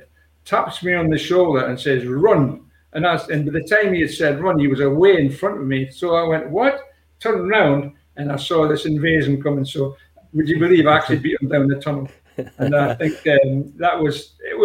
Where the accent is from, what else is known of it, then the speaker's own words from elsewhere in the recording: Scotland, United Kingdom; I'm a Scotsman and I know what the Scotsmen are like